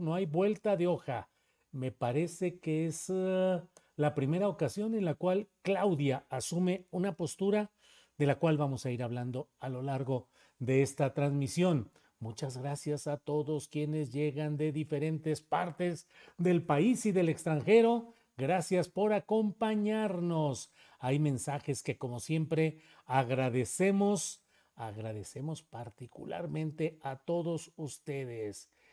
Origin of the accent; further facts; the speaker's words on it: Torreón, Coahuila, Mexico; moved away; en Torreón, Coahuila, donde yo nací y crecí en mis primeros años